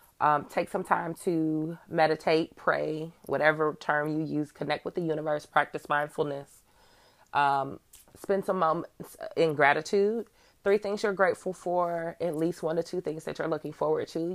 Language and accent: English; Midwest, United States; I'm from the Midwest.